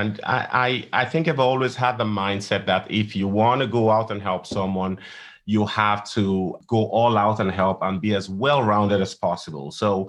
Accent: Nigeria; moved away as an adult; also born or lived in England / Columbia, Missouri, United States; now in Dallas, United States; I'm from Nigeria. And that's where my medical training started.

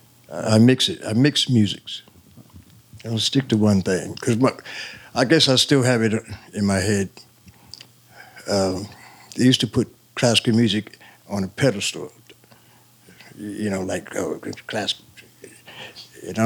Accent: Plainfield, New Jersey, United States; also born or lived in Long Branch, New Jersey; We moved to Plainfield

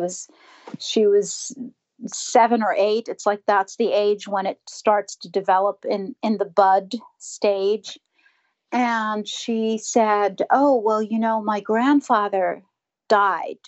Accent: New York, United States; I'm from New York

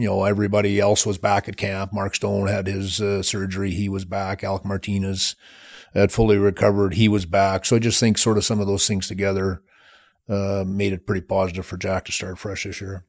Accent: Plenty, Saskatchewan, Canada; moved away as an adult; also born or lived in Michigan; I'm from Saskatchewan. I, I, uh, grew up on a farm

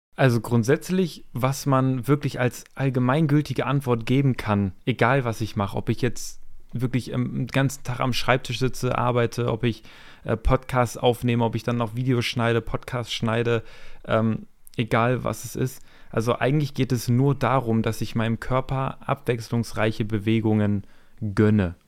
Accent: Hameln, Lower Saxony, Germany; ich bin aus der Nähe ähm, Hannover, Hameln

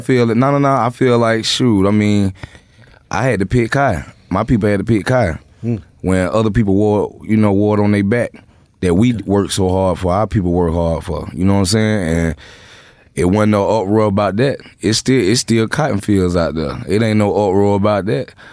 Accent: Atlanta, Georgia, United States; I'm from Southside Atlanta

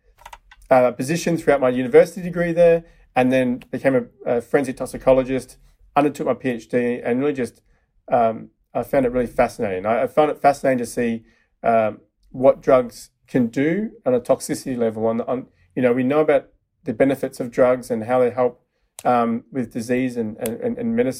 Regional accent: Melbourne, Victoria, Australia; moved away as an adult; now in San Francisco, United States; From Melbourne, Australia.

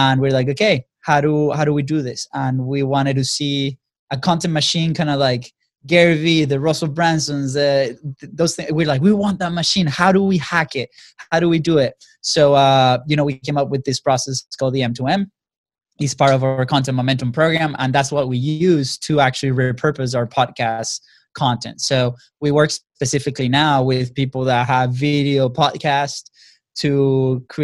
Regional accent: Venezuela; now in United States; we come from Venezuela. You know, we got to the States about 10 years ago.

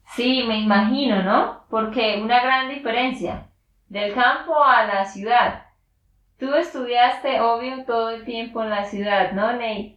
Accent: Santander, Colombia; de Santander, Colombia

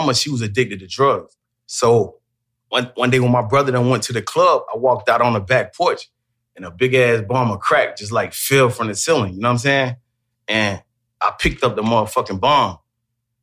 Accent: Macon, Georgia, United States; I'm from Macon, Georgia. I'm from the Duncan Block

